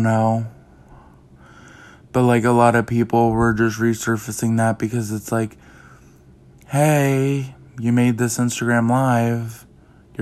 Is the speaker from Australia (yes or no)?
no; East Coast, United States; my hometown, my state, you know, the East Coast